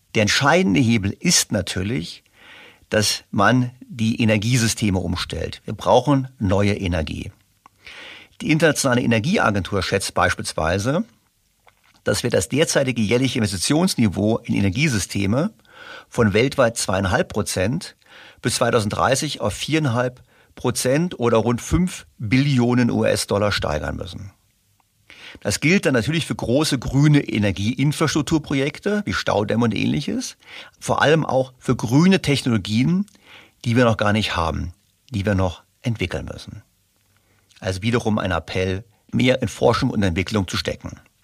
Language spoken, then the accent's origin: German; Germany; ich bin aufgewachsen in Deutschland in einer sozialen Marktwirtschaft